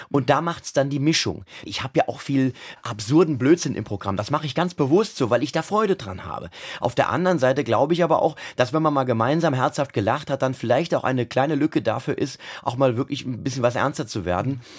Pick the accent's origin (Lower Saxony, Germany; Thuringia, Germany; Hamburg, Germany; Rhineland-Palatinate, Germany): Rhineland-Palatinate, Germany; Mainz; Naja, nun, also ich bin ja Mainzer, Mainzer, ich bin ein echter Mainzer mit mhm. allem, was dazugehört. Ich kann auch so sprechen, wie man hier halt spricht. Und ich bin hier geboren, wie das sich